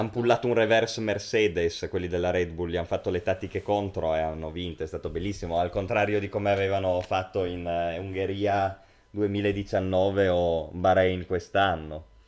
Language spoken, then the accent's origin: Italian; Langhe, Piedmont, Italy; ambientato nelle Langhe, infatti nei nostri luoghi